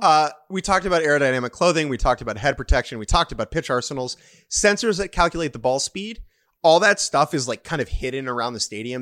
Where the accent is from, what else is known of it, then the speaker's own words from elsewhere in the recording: United States; I'm an American